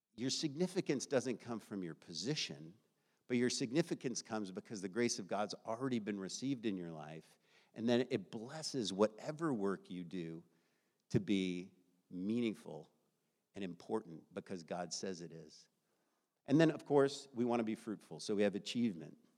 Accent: United States; I grew up in the United States of America

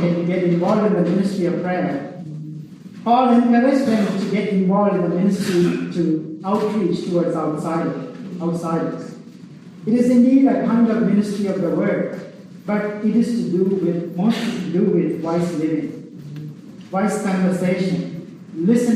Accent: Sri Lanka; now in United States; I grew up in Sri Lanka, and I went to an Anglican school, high school

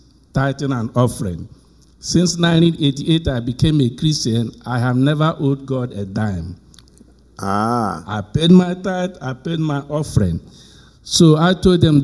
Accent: Nigeria; moved away; I was born in Nigeria

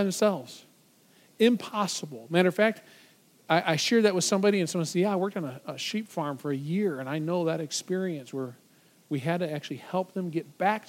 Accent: just outside of Detroit, Michigan, United States; I grew up just outside of Detroit

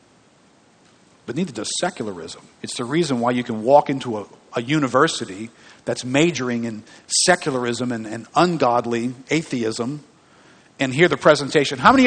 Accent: New Orleans, Louisiana, United States; I grew up here in New Orleans

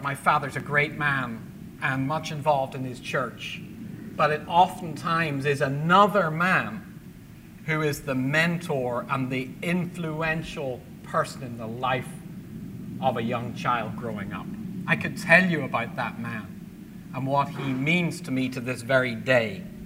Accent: Belfast, Northern Ireland, United Kingdom; moved away; my childhood in Belfast growing up in the Troubles

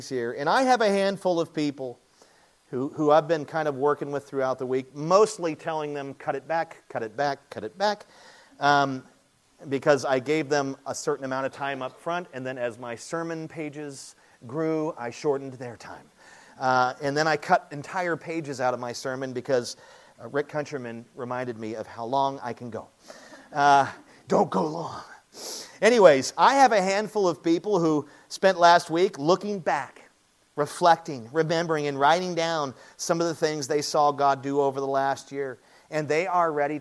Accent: United States; We're Americans. We're American evangelicals

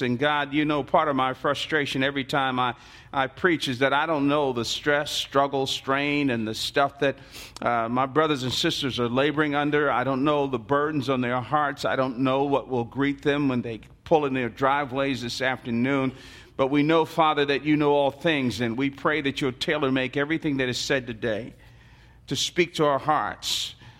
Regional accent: Newark, New Jersey, United States; I was born and raised in the Central Ward of Newark, New Jersey.

